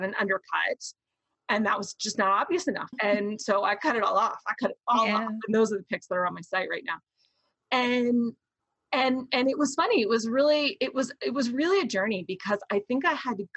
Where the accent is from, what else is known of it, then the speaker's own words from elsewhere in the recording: Florida, United States; I was raised in the Deep South. And I mean, Florida, but like the backwoods of Florida.